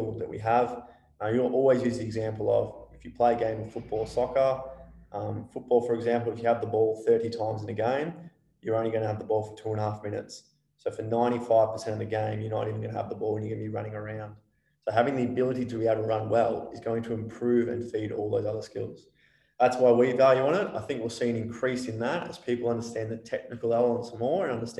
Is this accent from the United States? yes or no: no; Australia; we're an Australian population